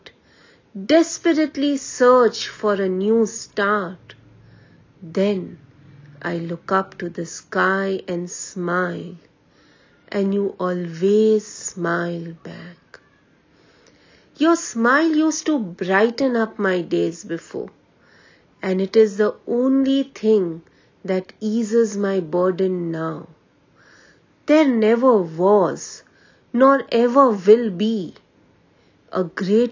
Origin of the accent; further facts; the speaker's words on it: Mumbai, Maharashtra, India; I am from Mumbai